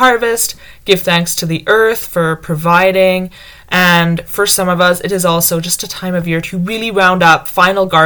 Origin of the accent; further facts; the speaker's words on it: United Kingdom; moved away; I grew up calling it autumn because I grew up in Britain